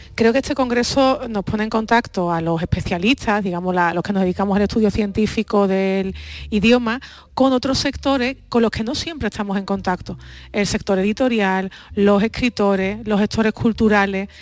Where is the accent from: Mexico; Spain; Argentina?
Spain; Andalusia; para mí como andaluza